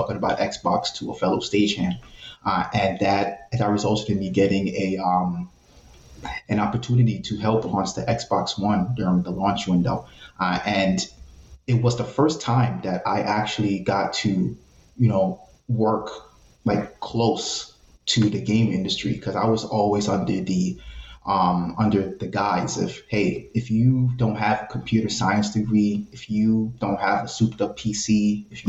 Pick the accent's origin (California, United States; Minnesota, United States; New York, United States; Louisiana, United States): New York, United States; New York City; I'm from a place called the West Bronx